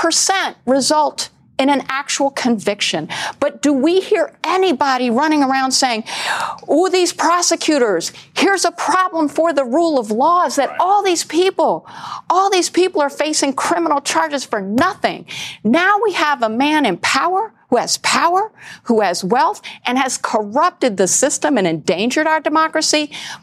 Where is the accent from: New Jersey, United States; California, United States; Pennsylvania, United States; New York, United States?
New York, United States; New York City; as a New Yorker, one thing I will tell you as a black woman